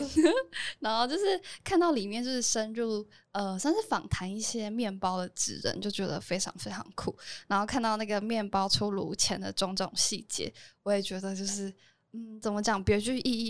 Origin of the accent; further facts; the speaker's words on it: Taoyuan, Taiwan; 我老家在桃园